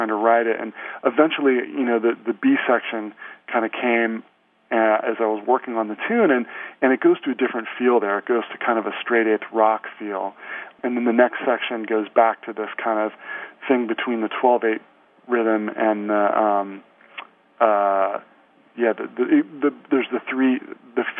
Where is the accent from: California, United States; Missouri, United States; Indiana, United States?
California, United States; Santa Cruz; moved away as an adult; I grew up in Santa Cruz, California